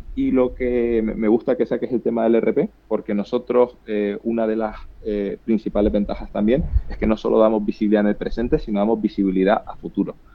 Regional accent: Canary Islands, Spain; accent: Canarian; moved away; yo, canario, como puedes, como puedes ver por mi acento, pero ya llevo mucho tiempo viviendo fuera

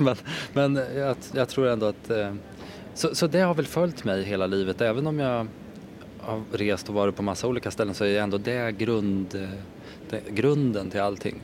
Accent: Hallsberg, Örebro County, Sweden; also born or lived in Värmland; jag är uppvuxen i Hallsberg. Eh, men mina föräldrar är från Värmland så att vi har, jag har alltid varit där under hela min barndom så jag är uppvuxen på båda ställena

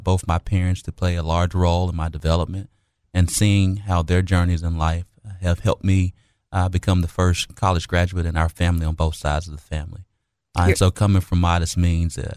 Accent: Little Rock, Arkansas, United States; being born and raised and still residing in Southwest Little Rock

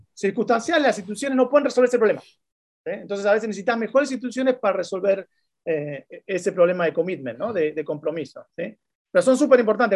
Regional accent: Argentina; moved away as an adult; now in Chile; como argentino

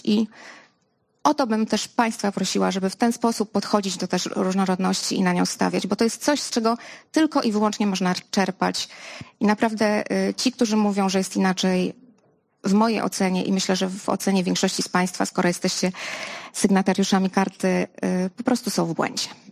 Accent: Lublin, Lublin Voivodeship, Poland; ja jestem z Lublina.

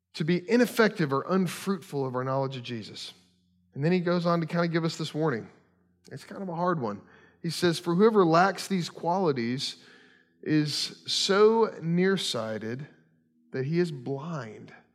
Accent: Kentucky, United States; moved away; I grew up in Kentucky

